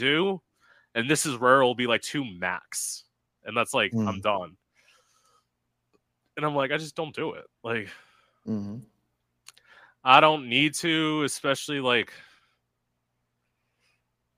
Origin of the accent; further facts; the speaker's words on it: an hour from West Palm Beach, Florida, United States; my hometown, which is like an hour away